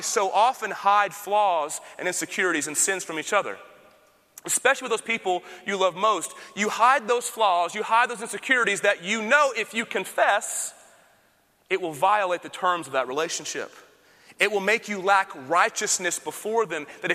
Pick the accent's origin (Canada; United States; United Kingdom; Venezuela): United States; Austin, Texas; I'm from Austin